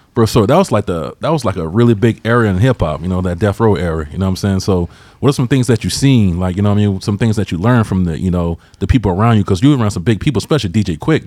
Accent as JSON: {"language": "English", "region": "Georgia", "country": "United States", "moved": "yes", "said": "I'm from Georgia originally"}